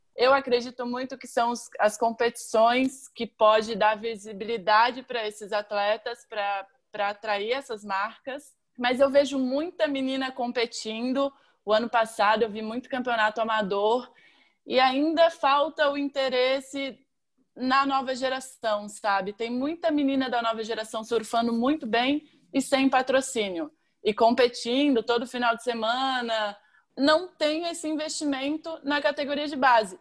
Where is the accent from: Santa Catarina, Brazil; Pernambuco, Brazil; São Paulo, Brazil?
Santa Catarina, Brazil; Florianópolis; eu venho da Barra da Lagoa